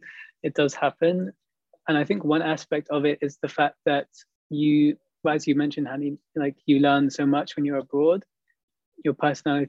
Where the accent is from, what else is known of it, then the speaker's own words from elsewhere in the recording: United Kingdom; moved away as an adult; now in Montreal, Canada; In the UK, I grew up in a place which was, there weren't so many people that looked like me, basically. It was an environment which was fairly rural, I would say, in my hometown.